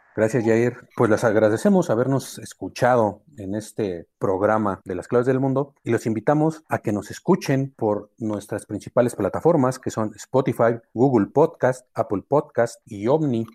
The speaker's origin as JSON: {"language": "Spanish", "country": "Mexico"}